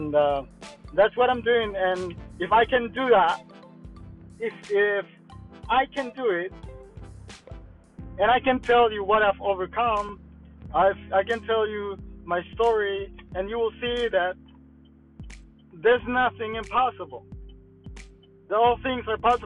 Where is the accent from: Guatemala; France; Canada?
Guatemala; first language Mayan language; English is a second language; now in Florida, United States; I'm from Florida, but I'm originally from Guatemala.